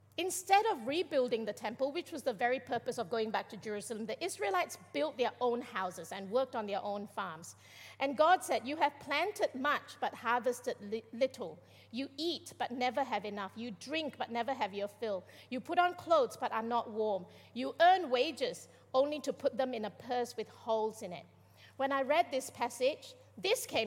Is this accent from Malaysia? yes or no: yes; Malaysia; I'm Malaysian.